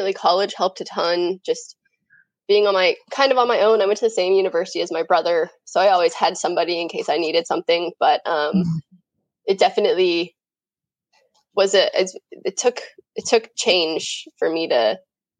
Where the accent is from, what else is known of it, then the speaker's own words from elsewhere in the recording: just south of Denver, Colorado, United States; I grew up in Colorado, grew up just south of Denver